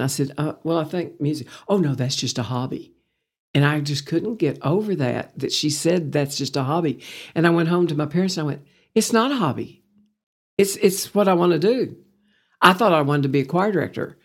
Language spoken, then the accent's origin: English; Pampa, Texas, United States; also born or lived in Lubbock, Texas / Abilene, Texas; now in Amarillo, United States; I was raised, born and raised in Pampa, Texas